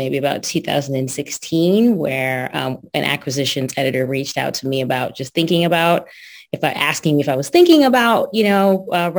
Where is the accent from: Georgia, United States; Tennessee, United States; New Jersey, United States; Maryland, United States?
New Jersey, United States; East Brunswick; I grew up in East Brunswick, New Jersey